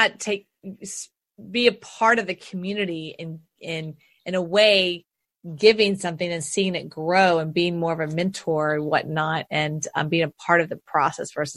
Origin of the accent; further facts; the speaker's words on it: Houston, Texas, United States; I was born and raised in Houston